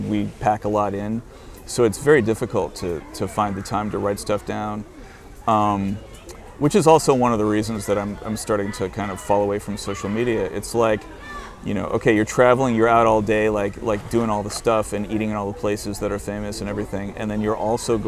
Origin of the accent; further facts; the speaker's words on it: United States; moved away as an adult; now in Madrid, Spain; I'm an American who lives in a foreign country